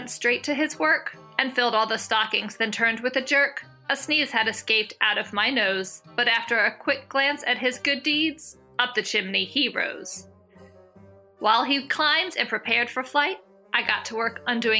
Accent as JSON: {"language": "English", "region": "Maryland", "country": "United States", "said": "I'm from Maryland"}